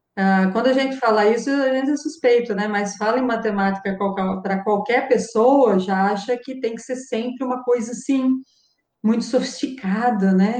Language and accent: Portuguese; Araras, São Paulo, Brazil; moved away as an adult; also born or lived in Campinas; now in Rio Claro, Brazil; Em Araras, eu, eu sou de Araras, eu andava, fazia tudo a pé. Então, eu ia para a escola a pé